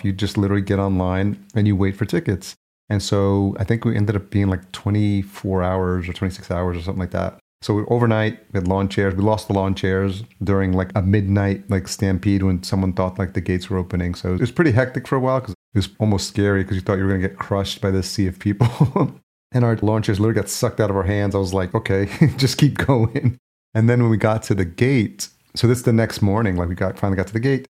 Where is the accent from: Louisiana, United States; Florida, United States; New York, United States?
New York, United States; Yonkers; moved away as an adult; also born or lived in El Salvador / Atlanta, Georgia / Los Angeles; now in Minneapolis, United States; Just outside the city, Yonkers, New York is where I grew up. Technically, I was born in El Salvador, but my parents brought me over here when I was a year old